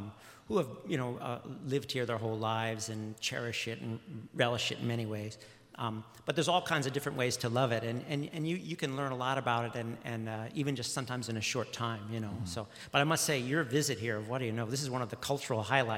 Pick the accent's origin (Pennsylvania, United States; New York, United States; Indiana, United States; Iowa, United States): Pennsylvania, United States; now in Alaska, United States; I was born in Pennsylvania.